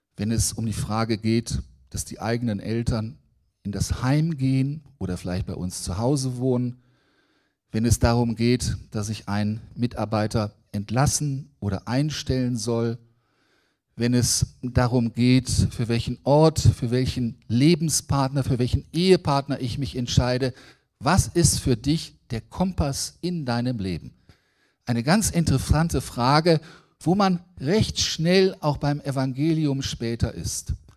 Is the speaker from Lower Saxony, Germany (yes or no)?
yes; Braunschweig, Lower Saxony, Germany; ich komme aus Braunschweig, ich bin ein Niedersachse